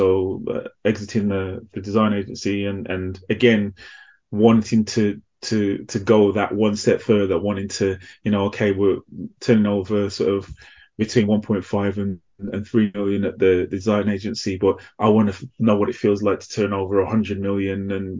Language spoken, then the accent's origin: English; Midlands, United Kingdom; accent: mixed; also born or lived in Manchester; now in London, United Kingdom; But for the majority of my life, I grew up in the Midlands, hence the kind of mixed accent. And then I moved to London after that.